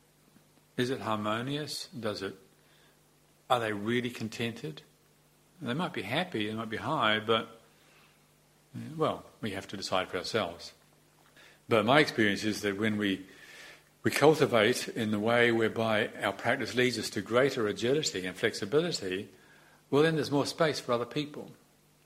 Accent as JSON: {"language": "English", "country": "New Zealand", "tie": "born or raised there", "also_born_or_lived": "Thailand / Europe", "moved": "as an adult", "said": "Growing up in New Zealand"}